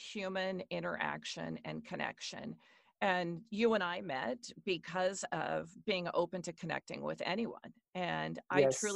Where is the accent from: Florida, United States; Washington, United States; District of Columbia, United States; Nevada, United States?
Washington, United States; I am born and raised in Washington State in the U.S., so I'm a West Coaster.